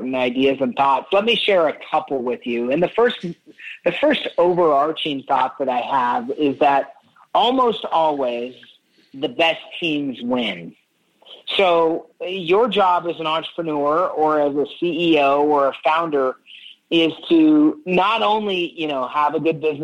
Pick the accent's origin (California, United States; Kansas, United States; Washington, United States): Washington, United States; Spokane; I grew up in Spokane, Washington.